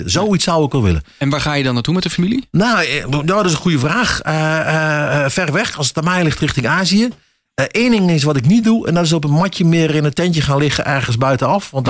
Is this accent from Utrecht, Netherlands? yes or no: no; Achterhoek, Gelderland, Netherlands; accent: Achterhoek; moved away; also born or lived in Raalte area; hoor het aan mijn accent. Ik ben echt achter, achterhoek wat dat betreft. En eh, ja, daar blijft, zit toch een soort roots.